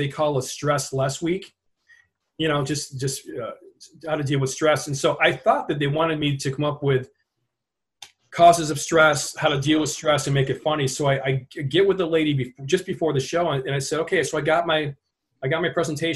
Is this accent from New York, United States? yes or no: yes; Watertown, New York, United States; I used to go to Canada a lot as a kid because we grew up in Watertown, New York, right up north